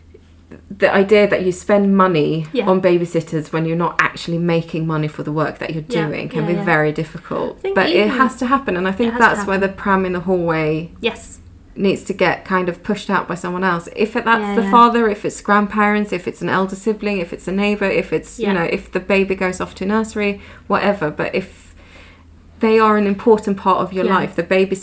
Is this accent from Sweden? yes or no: yes; Sweden; now in United Kingdom; I grew up in the Swedish system. I'm now bringing my kids back to Sweden to put them into the Swedish system.